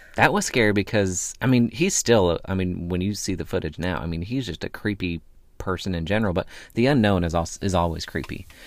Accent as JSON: {"language": "English", "region": "Northwest", "country": "United States", "tie": "born or raised there", "also_born_or_lived": "the South", "moved": "as an adult", "said": "I grew up in a farm town"}